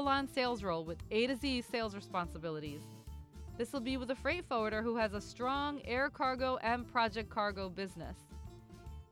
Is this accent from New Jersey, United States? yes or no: yes; Jersey City, New Jersey, United States; all those years living in, you know, growing up in Jersey City